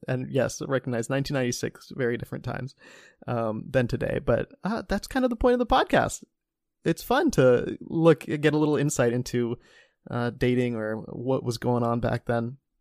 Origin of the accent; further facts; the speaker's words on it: Cincinnati, Ohio, United States; the Cincinnati Enquirer, my hometown